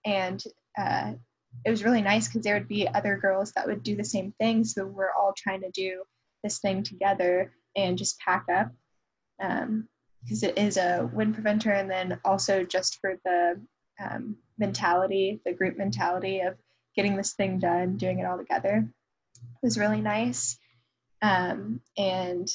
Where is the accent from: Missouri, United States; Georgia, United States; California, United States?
Georgia, United States; Roswell; moved away; people from my hometown. So a lot of people from my high school still live around the Atlanta area